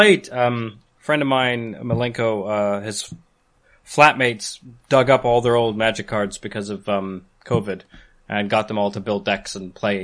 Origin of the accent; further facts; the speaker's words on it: Canada; accent: Canadian English; first language Canadian English; Canadian English is.